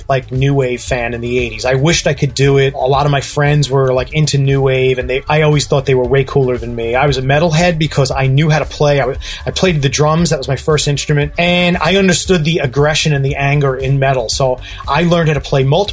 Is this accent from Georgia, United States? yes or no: no; New York, United States; moved away as an adult; now in Detroit, United States; I grew up in New York, man. I'm a New Yorker